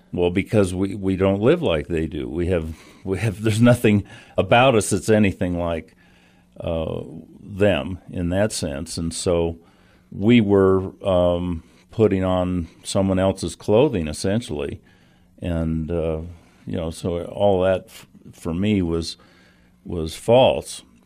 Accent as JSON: {"language": "English", "town": "Santa Fe", "region": "New Mexico", "country": "United States", "tie": "born or raised there", "said": "as a kid growing up in Santa Fe, going to kindergarten up there"}